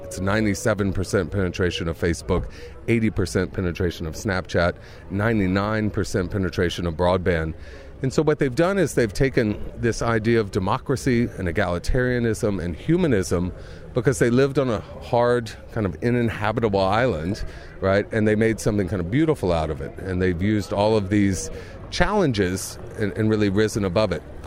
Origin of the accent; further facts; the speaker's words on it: Mississippi, United States; now in Reykjavik, Iceland; I'm from the poorest place in America, and my father was always kind of a, a bright spot in that. He's now the mayor of my hometown. He still lives in Mississippi